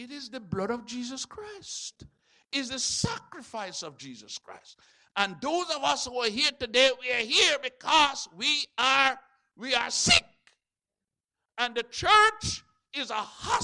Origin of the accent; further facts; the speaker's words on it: Jamaica; I'm a Jamaican